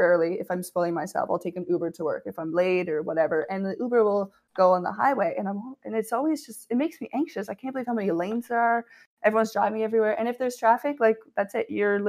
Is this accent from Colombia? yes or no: no; New Brunswick, Canada; now in Toronto, Canada; moved from New Brunswick and Ontario being so big